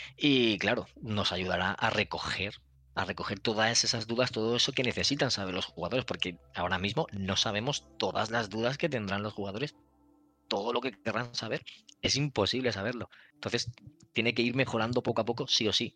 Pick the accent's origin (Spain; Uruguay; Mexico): Spain; Valencian Community; soy valenciano y lo entiendo todo perfectamente